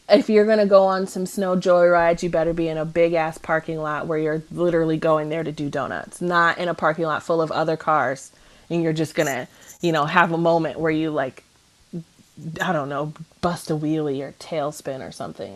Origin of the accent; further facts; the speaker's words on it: Cleveland, Ohio, United States; I'm from Cleveland. I'm from the snow belt